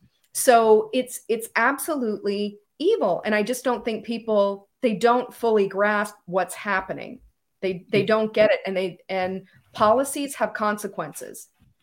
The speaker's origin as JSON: {"language": "English", "country": "United States", "said": "speaking in my personal capacity as a American who sees what's happening"}